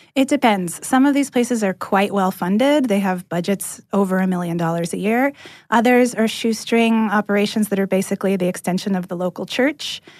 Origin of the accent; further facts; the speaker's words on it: California, United States; moved away as an adult; now in Atlanta, United States; I'm from California originally, and I landed in Atlanta about a year and a half ago